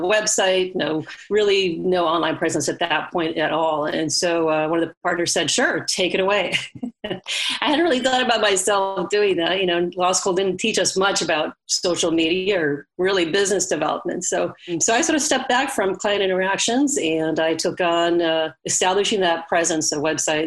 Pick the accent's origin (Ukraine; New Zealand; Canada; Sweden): Sweden; now in California, United States; I grew up in Sweden, to go way back. I moved over to California and decided to go to college here.